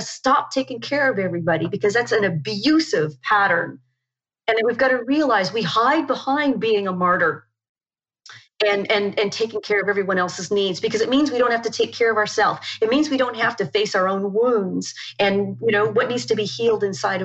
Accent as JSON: {"language": "English", "country": "Canada", "also_born_or_lived": "New Zealand", "moved": "as an adult", "said": "I'm from Canada"}